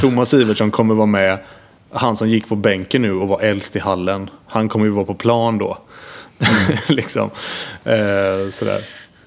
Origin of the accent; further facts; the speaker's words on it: Gothenburg, Västra Götaland, Sweden; jag är uppvuxen med RIK i Göteborg